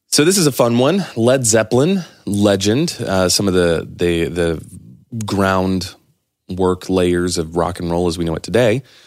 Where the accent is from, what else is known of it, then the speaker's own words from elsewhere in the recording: near Clovis, New Mexico, United States; growing up near Clovis, New Mexico, there was uh, Norman Petty Studios was there.